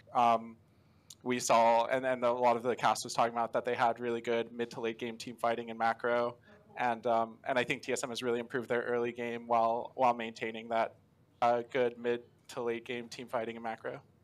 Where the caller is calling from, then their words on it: Tampa, Florida, United States; I'm calling from around Tampa, Florida